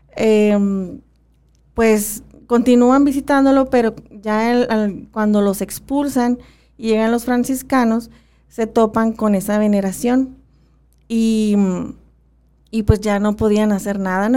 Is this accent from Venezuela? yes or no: no; Magdalena area, Sonora, Mexico; nosotros en nuestra área, se puede decir que, bueno, estamos entre ópatas y pimas